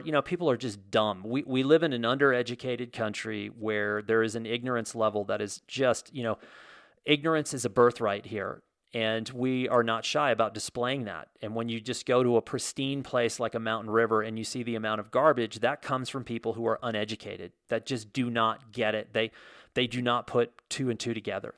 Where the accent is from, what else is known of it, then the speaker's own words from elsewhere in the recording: United States; growing up in America as an American kid